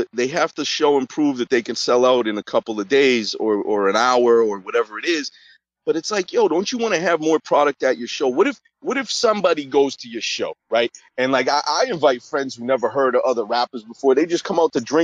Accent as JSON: {"language": "English", "region": "Massachusetts", "country": "United States", "tie": "born or raised there", "said": "my home state of Massachusetts"}